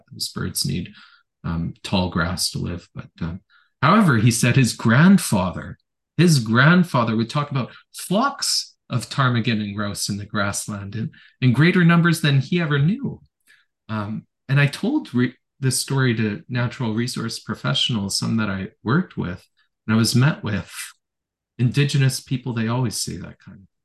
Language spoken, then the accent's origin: English; Ontario, Canada; born there; also born or lived in Elliott Lake / North Delta / Victoria / Strathcona Park; I was born in Northern Ontario. I lived in Elliott Lake, North Delta, Victoria, Strathcona Park, about a dozen places, perhaps on average, like three years each place I lived.